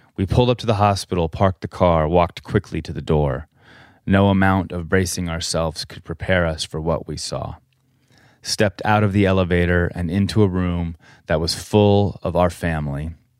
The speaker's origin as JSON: {"language": "English", "region": "Colorado", "country": "United States", "tie": "born or raised there", "moved": "yes", "said": "We grew up in Colorado"}